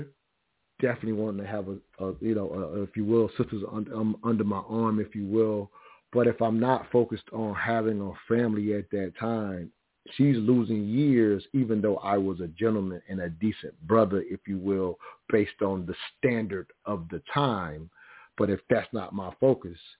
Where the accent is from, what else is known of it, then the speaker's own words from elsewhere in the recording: South Carolina, United States; Growing up in the South, which I mentioned earlier, South Carolina, three-stoplight town